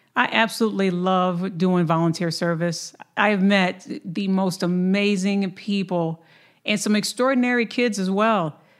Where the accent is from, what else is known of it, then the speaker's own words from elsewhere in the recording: Lansing, Michigan, United States; That is also my hometown